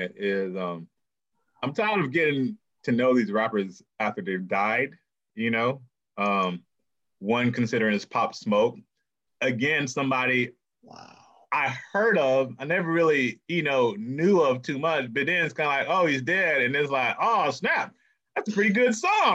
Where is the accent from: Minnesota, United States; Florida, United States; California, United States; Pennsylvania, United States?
Florida, United States; Miami; I'm from Miami